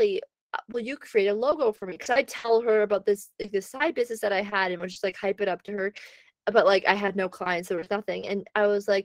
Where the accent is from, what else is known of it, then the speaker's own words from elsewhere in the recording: Canada; moved away; living in Canada